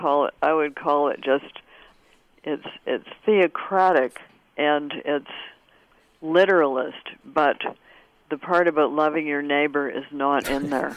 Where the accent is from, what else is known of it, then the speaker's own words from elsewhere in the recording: Canada; I'm Canadian of a certain generation, and we had it in school.